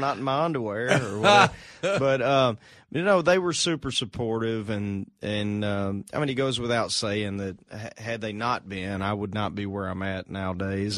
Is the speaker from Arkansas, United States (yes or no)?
yes; Arkansas, United States; moved away as an adult; now in Nashville, United States; moved from from home in Arkansas